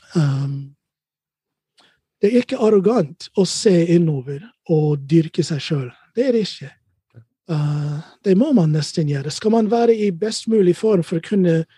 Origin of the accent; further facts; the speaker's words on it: Ohio, United States; Norwegian is a second language; moved away as an adult; also born or lived in Chicago, United States / Hurum, Norway; now in Norway; Født og oppvokst i Ohio